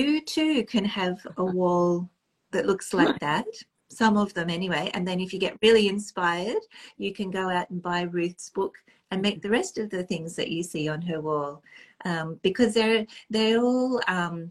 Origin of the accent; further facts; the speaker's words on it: Australia; now in Nova Scotia, Canada; because I'm now based in Nova Scotia, for our followers who may not be that familiar, Australian by birth, Nova Scotian currently